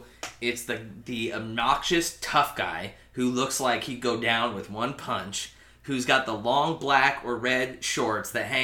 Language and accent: English; San Diego, California, United States; moved away; growing up in San Diego, we had a lot of people that went to the desert.